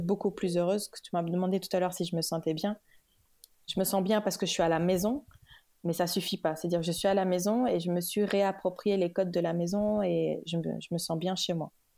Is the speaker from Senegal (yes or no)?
yes; Dakar, Senegal; also born or lived in Kaolack, Senegal / Paris, France; Je suis née, j'ai grandi au Sénégal. Mhm. Euh, j'étais à Kaolac, donc euh, dans, le, dans la région de. J'étais à Kaolack jusqu'à jusqu'à ce que j'ai 10 ans. Ensuite, je suis allée à Dakar jusqu'au bac